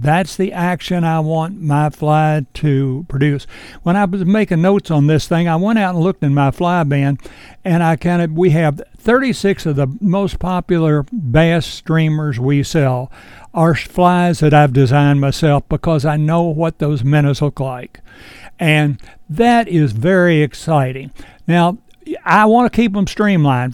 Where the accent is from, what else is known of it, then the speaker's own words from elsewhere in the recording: Edinburg, Virginia, United States; I was born and raised right here in Edinburgh, and I'm only a mile from the Shenandoah River